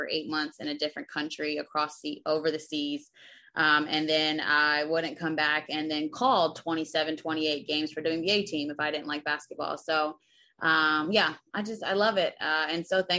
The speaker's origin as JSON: {"language": "English", "town": "Berlin", "region": "New Jersey", "country": "United States", "also_born_or_lived": "Greece", "said": "I'm from Berlin, New Jersey, a small city like 30 minutes from Philly in Jersey. So a proud Jersey girl"}